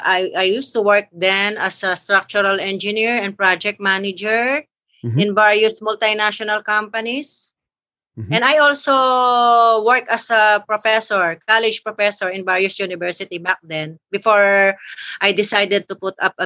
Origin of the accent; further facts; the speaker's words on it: Philippines; also born or lived in Manila; I am from the Philippines, and I am by profession, I am a practicing civil engineer, and I own a consultancy firm here in Manila.